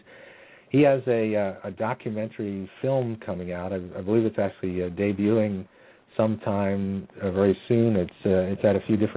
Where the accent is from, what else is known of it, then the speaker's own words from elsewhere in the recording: Warminster, Pennsylvania, United States; also born or lived in Philadelphia, Pennsylvania; I was from Warminster, Pennsylvania